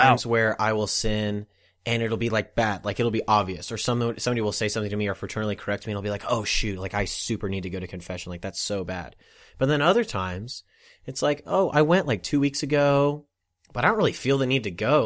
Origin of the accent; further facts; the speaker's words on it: Olathe, Kansas, United States; that's where I'm from